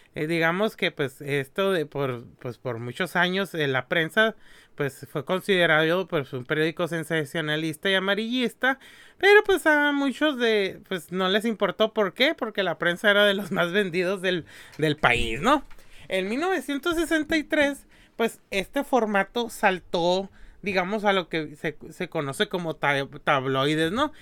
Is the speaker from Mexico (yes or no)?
yes; Mexico; los que somos de México